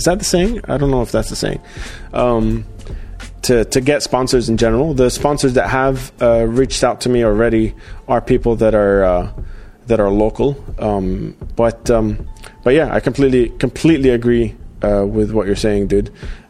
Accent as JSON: {"language": "English", "country": "Australia", "tie": "born or raised there", "moved": "yes", "said": "So I'm actually half Iraqi, half Jordanian. And I grew up in Australia."}